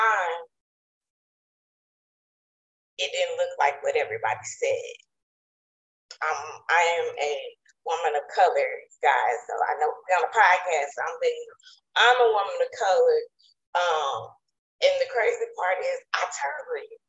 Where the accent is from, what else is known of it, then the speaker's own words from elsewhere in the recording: East Texas, United States; also born or lived in Virginia; my family, and we are from East Texas, the country